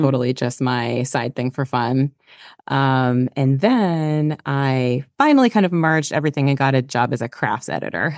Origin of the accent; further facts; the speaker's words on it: Pennsylvania, United States; moved away; also born or lived in Brooklyn, New York; I grew up in Pennsylvania in a tiny, small town, borderline rural, rural